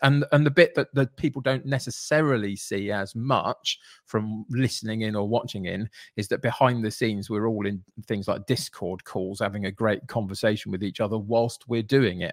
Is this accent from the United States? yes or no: no; Brentford, London, United Kingdom; I grew up in Brentford